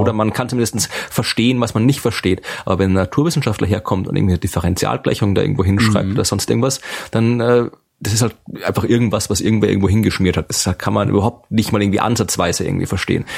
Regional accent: Krems, Lower Austria, Austria; an der Universität Krems, also Uni in meiner Heimatstadt in Österreich

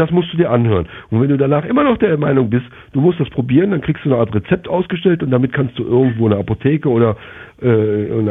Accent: Germany; moved away as an adult; now in Jamaica; ich bin Deutscher. Ja, und, und ich war äh, auch vier Jahre beim Militär und war dann eine Heißkiste fürs Vaterland und so. Mhm. Aber ich bin damals mit Sicherheit nicht äh, umsonst nach Jamaika ausgefallen, äh, ausgewandert

